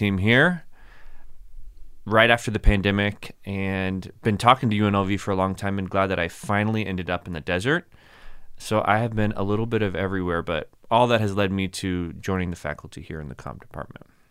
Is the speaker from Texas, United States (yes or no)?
yes; Plano, Texas, United States; moved away as an adult; also born or lived in Abilene, Texas / Kentucky; now in Las Vegas, United States; Born and raised in Dallas, Texas. Technically Plano, Texas